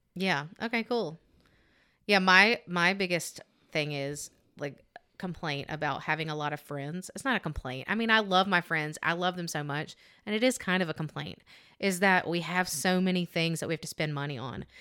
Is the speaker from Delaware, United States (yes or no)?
no; Alabama, United States; I'm thick and I'm from Alabama. This is what we